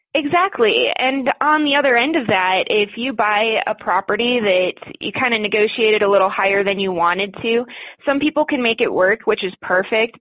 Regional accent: Michigan, United States; moved away as an adult; also born or lived in Florida; now in Colorado, United States; I grew up in Michigan.

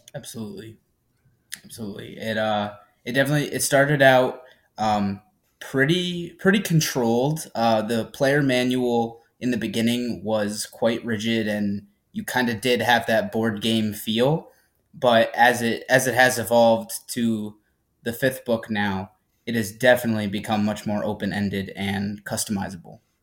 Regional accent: Averill Park, New York, United States; now in Albany, United States; I, I have grown up in Averill Park.

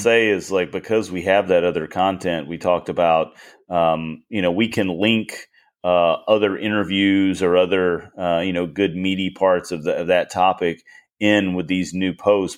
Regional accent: United States; I was born in America

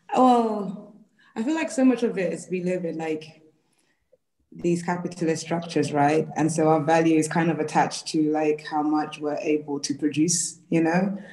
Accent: London, United Kingdom; African woman from and based in Peckham, South London.

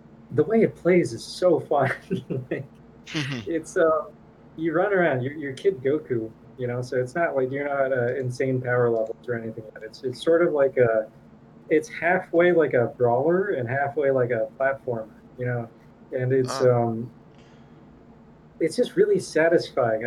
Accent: Thailand; moved away; when I was like a little kid in Thailand

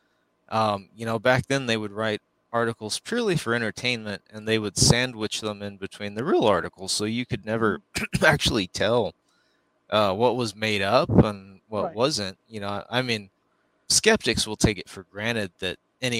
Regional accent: Roswell, New Mexico, United States; I'm from Roswell

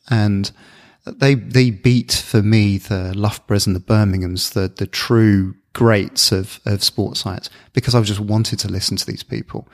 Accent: Bournemouth, South West England, United Kingdom; also born or lived in Luton; they moved us to the south coast, a little town called Bournemouth.

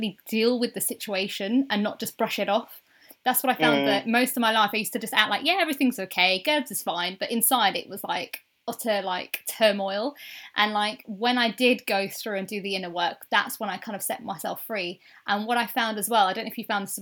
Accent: the north of England, United Kingdom; I'm actually a Northerner as well

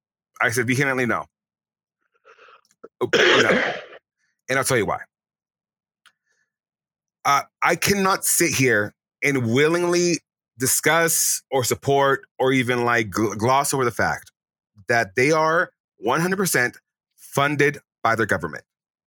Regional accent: Texas, United States; I say that as a Texan, as an American

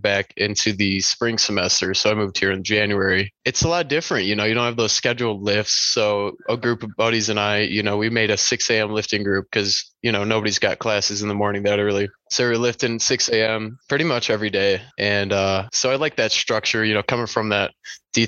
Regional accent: Crystal Lake, Illinois, United States; moved away as an adult; also born or lived in Waukesha, Wisconsin; now in Arizona, United States; I'm originally from Illinois, Crystal Lake, Northwest suburbs

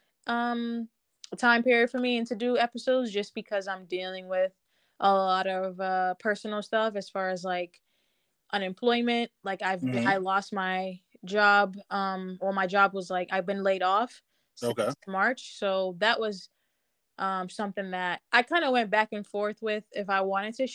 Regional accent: Boston, Massachusetts, United States; also born or lived in Winston-Salem, North Carolina; I love being from Boston

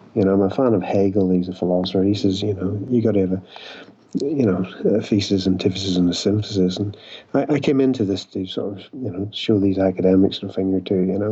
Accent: Ireland; I'm an Irish alcoholic

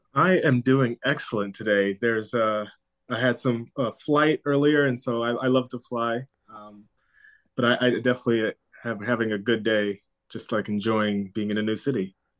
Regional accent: Southern California, United States; also born or lived in Maryland; now in New York, United States; growing up in Southern California

